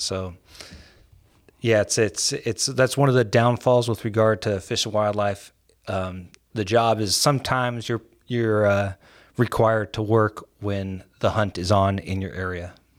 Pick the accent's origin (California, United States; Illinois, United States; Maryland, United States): California, United States; San Francisco; I was born and raised in San Francisco